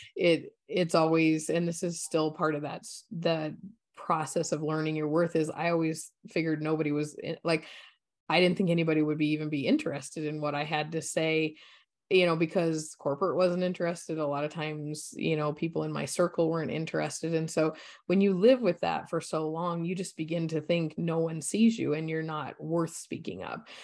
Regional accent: Colorado, United States; I grew up in Colorado, so beautiful state. I grew up in the mountains

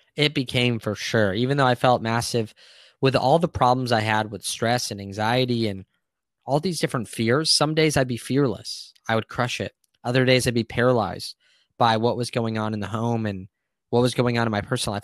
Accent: Santee, California, United States; I grew up in Santee, which is in San Diego, a suburb just east of La Jolla

